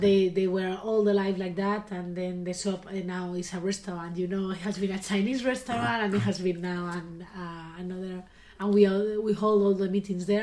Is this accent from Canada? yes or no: no; León, Castile and León, Spain; English is a second language; We are from Leon